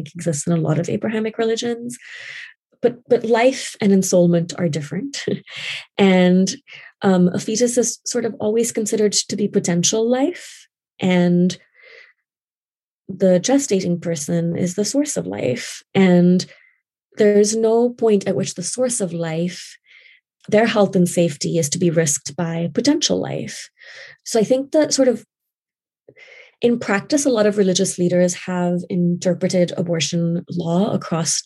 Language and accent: English; Karachi, Sindh, Pakistan; moved away as an adult; now in United States; I grew up in Pakistan, in Karachi, and I moved here in 2003